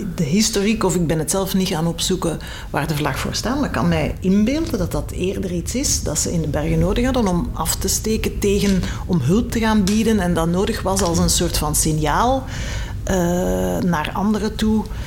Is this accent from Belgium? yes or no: yes; Belgium; we als België, als kleine Belgieland